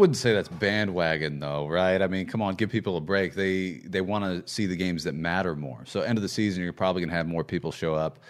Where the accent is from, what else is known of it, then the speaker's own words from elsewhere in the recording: Chicago, Illinois, United States; moved away; I'm from Chicago